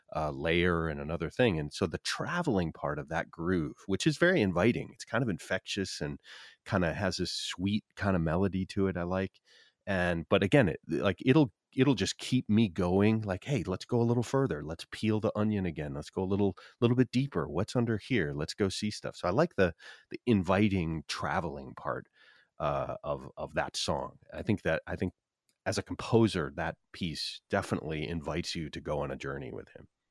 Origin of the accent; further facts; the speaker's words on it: Minnesota, United States; I grew up in Minnesota